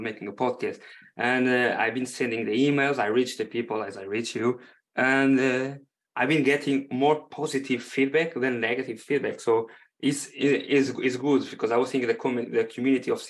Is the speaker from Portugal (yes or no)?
yes; Portugal; first language Portuguese; English is a second language; now in United Kingdom; I'm currently based on UK, but I'm from Portugal